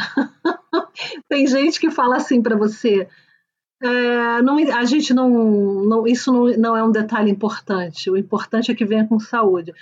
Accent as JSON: {"language": "Portuguese", "country": "Brazil", "moved": "yes", "lives_now": "Switzerland", "said": "E como a gente não vem da Suécia, a gente vem do Brasil"}